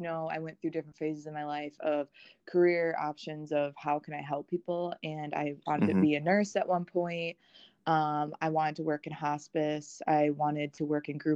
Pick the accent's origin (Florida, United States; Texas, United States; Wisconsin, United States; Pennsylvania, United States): Wisconsin, United States; now in South Carolina, United States; I'm originally from Wisconsin.